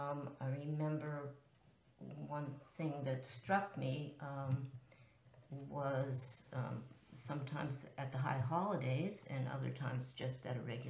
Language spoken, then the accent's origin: English; Pittsburgh, Pennsylvania, United States; I was born in Pittsburgh, Pennsylvania